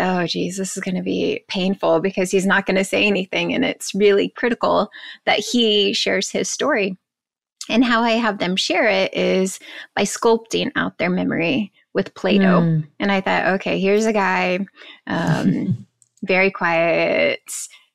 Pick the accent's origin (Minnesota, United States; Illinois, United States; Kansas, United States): Kansas, United States; I'm from Kansas.